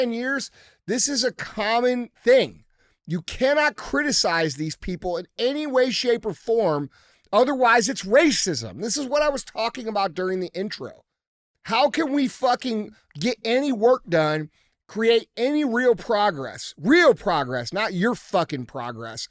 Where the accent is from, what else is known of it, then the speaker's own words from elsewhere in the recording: United States; we as American people